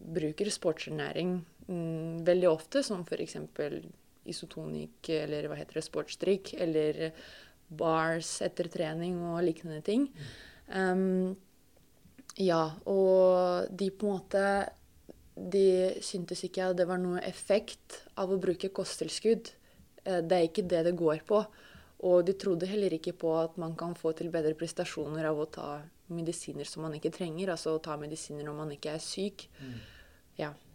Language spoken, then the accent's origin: Norwegian; Russia; Norwegian is a second language; moved away as an adult; now in Norway